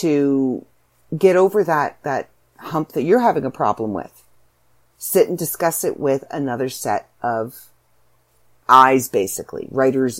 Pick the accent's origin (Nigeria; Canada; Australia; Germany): Canada; accent: Canadian; I'm a Canadian author